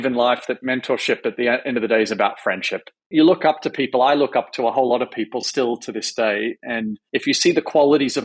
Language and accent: English; Melbourne, Victoria, Australia; moved away as an adult; now in New York, United States; I grew up in just a middle class suburb of Melbourne